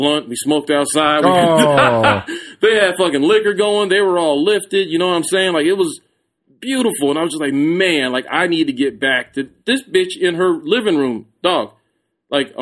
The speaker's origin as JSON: {"language": "English", "town": "San Antonio", "region": "Texas", "country": "United States", "said": "I'm from San Antonio"}